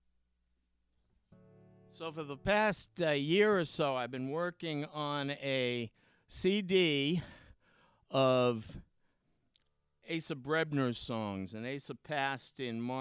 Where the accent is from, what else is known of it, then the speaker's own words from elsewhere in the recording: Boston, Massachusetts, United States; moved away as an adult; also born or lived in Michigan; now in Maine, United States; I grew up in Boston and lived all over the place. Spent a lot of time in Michigan and on the road, but came back to Boston eventually, and then we moved up to Maine.